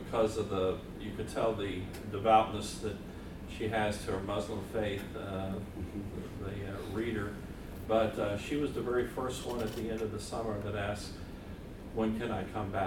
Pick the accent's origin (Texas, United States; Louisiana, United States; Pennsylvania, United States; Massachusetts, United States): Massachusetts, United States; West Springfield; I am from West Springfield, Massachusetts